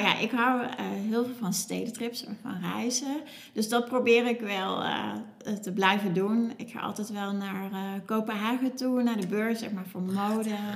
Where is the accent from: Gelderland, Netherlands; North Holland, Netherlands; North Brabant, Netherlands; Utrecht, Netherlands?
North Brabant, Netherlands; Cuijk; moved away as an adult; now in Nijmegen, Netherlands; ik kom uit Kuik